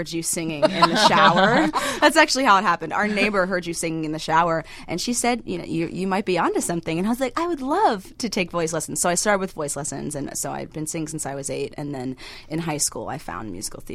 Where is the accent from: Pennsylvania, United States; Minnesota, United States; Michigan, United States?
Pennsylvania, United States; Pittsburgh; moved away as an adult; now in Chicago, United States; I'm actually from Pittsburgh, but I came here for college. So I've been here for 7 years.